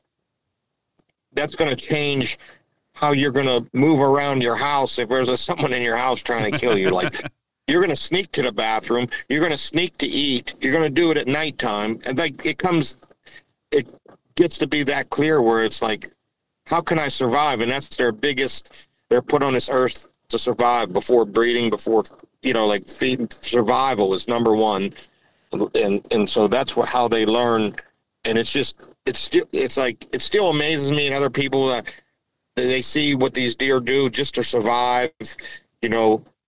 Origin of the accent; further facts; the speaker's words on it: Pittsburgh, Pennsylvania, United States; I grew up near Pittsburgh and just in that area and in the northern woods a little bit.